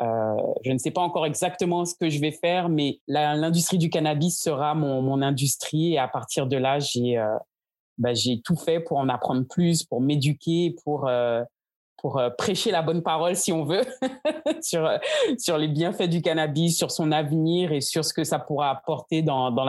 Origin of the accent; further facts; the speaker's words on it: Guadeloupe; also born or lived in France; Je suis donc originaire de la Guadeloupe. Pour ne pas parler de toute mon histoire depuis mon enfance, euh, j'ai vécu donc entre la France et la Guadeloupe